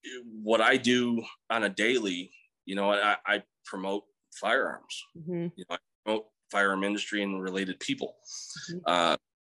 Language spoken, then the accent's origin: English; Central New York, United States; also born or lived in Missouri; now in Texas, United States; Growing up in Central New York